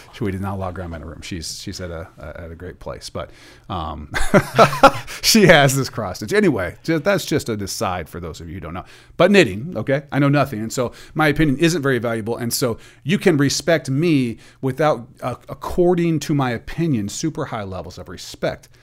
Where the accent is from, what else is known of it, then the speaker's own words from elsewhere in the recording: Portland, Oregon, United States; I'm from the Portland area